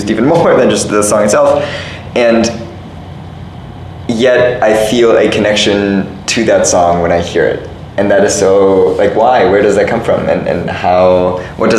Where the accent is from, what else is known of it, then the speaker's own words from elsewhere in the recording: Germany; moved away as an adult; also born or lived in Italy; now in Cambridge, United States; I don't necessarily really self-identify as super German or super Italian or super European